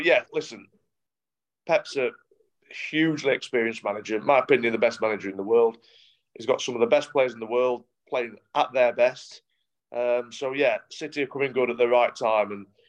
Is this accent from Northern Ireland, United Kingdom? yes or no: no; Yorkshire and the Humber, United Kingdom; accent: Yorkshire; they always think I'm from Manchester. Because that's where I sort of broke into the team as a young lad, and yeah, it's only, I think, my Yorkshire accent that sort of gives it away.